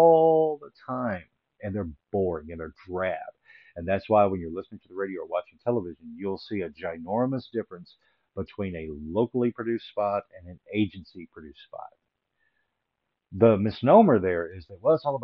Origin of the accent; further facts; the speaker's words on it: Little Rock, Arkansas, United States; Growing up in Little Rock, Arkansas, there really wasn't much of a film scene